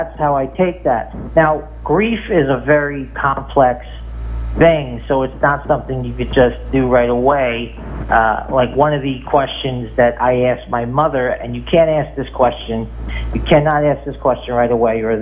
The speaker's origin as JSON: {"language": "English", "region": "New York", "country": "United States", "tie": "born or raised there", "said": "I grew up in New York."}